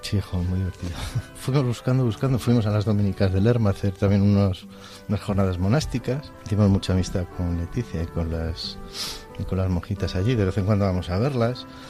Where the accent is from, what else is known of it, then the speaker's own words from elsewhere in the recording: Madrid, Community of Madrid, Spain; now in Segovia, Spain; soy de, nacido en Madrid, pero vivo con mi mujer Elena en, Segovia